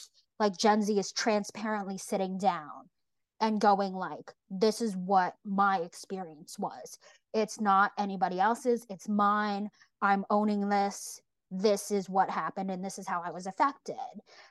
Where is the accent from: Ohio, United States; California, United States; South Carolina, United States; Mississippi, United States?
California, United States; Bay Area of; I grew up in the Bay Area of California